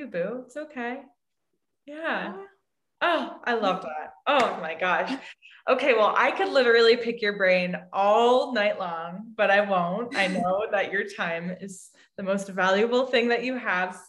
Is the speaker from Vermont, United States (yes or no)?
yes; Vermont, United States; also born or lived in Portland, Oregon; we're from Vermont. So when we moved back home